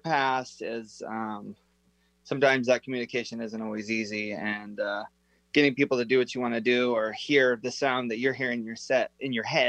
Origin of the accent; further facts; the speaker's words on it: Snohomish, Washington, United States; also born or lived in Arlington, Washington; I was born in Arlington.